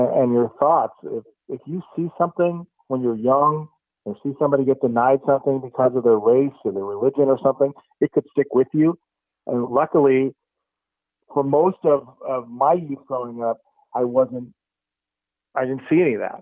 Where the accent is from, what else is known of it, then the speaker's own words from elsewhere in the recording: Walnut Creek, California, United States; I grew up in Walnut Creek in the East Bay